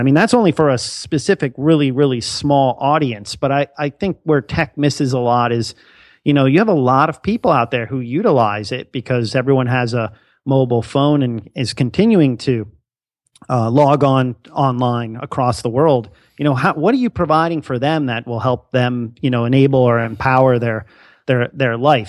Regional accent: Bethlehem, Pennsylvania, United States; I'm actually a local that uh, went to the school. So uh, you know, grew up in in that whole area

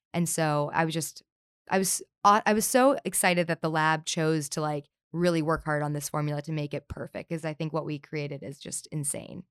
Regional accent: Southern California, United States; I grew up here in Southern California

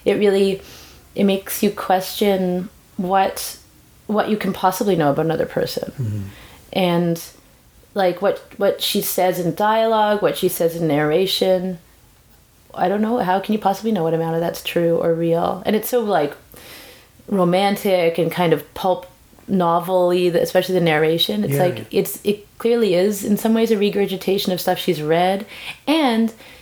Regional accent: West Coast, Canada; I'm from the West Coast too.

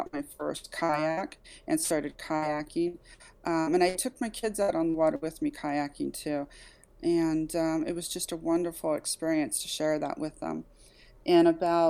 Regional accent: Kansas City, Missouri, United States; I've born and raised in Kansas City, Missouri

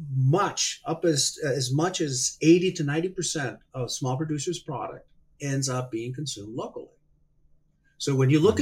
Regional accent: Hermosillo, Sonora, Mexico; I was born and raised in Mexico. I grew up in Hermosillo, Sonora

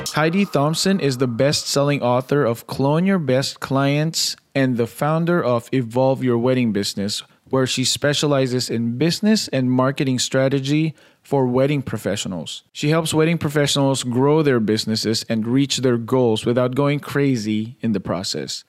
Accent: Philippines; I grew up in the Philippines

